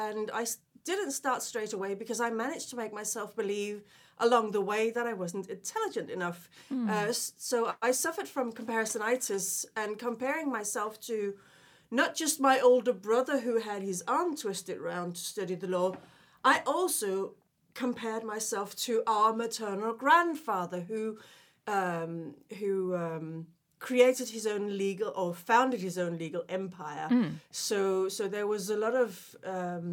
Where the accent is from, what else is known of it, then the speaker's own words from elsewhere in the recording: Denmark; English is a second language; moved away as an adult; also born or lived in London; now in United Kingdom; I was born originally in Denmark, and I actually lived abroad in my 20s.